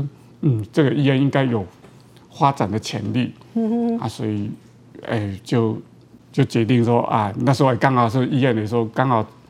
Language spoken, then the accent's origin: Chinese; Yunlin County, Taiwan; accent: Haikou accent; 因为我是云林大溪嘛，大溪人，哦，所以我我讲台语有一个腔啦，哦，而且海口腔